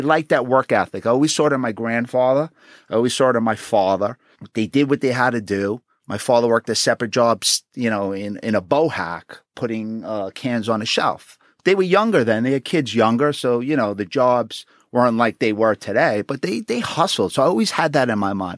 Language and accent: English; New York City, New York, United States; I was born and raised in Queens.